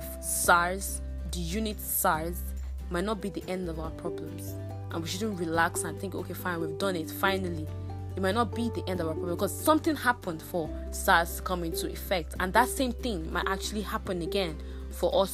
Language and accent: English; Nigeria; as a Nigerian